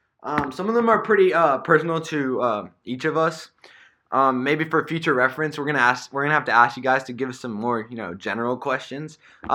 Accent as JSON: {"language": "English", "country": "Canada", "said": "I'm Canadian."}